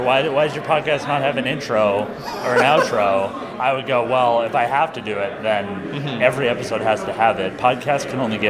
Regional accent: Vancouver, British Columbia, Canada; I'm born and raised Vancouver, like, lived in Kitsilano since I was one.

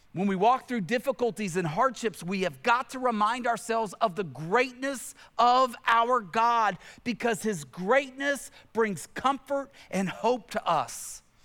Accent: Tennessee, United States; I grew up in Tennessee, where I grew up in Tennessee

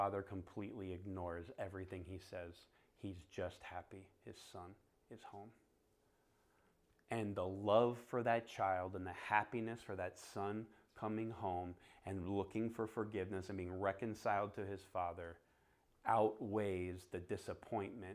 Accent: Florida, United States; now in Phoenix, United States; I was in Florida

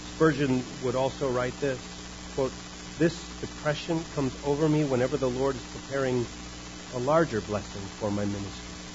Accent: United States; we are American Christians

